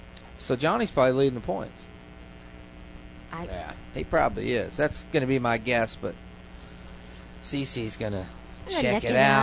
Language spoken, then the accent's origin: English; Tampa, Florida, United States; See, I'm from Tampa